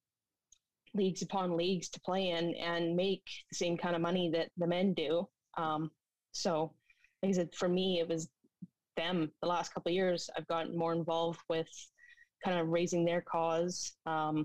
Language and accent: English; Vancouver Island, British Columbia, Canada; growing up on the island